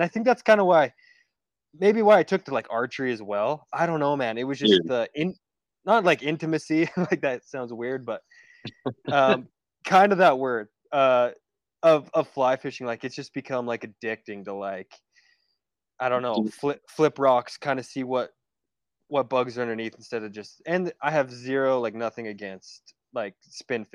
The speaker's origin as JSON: {"language": "English", "region": "Southern Alberta", "country": "Canada", "tie": "born or raised there", "said": "I grew up in Southern Alberta, kind of like right on the Rockies"}